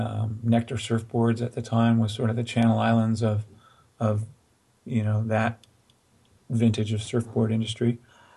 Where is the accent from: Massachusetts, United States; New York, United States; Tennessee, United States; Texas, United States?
New York, United States; I grew up in New York